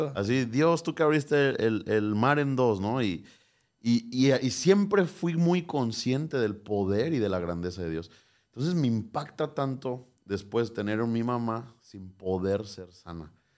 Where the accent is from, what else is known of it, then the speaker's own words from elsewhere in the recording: Morelia, Michoacán, Mexico; nací el 15 de julio de 1994 en Morelia, Michoacán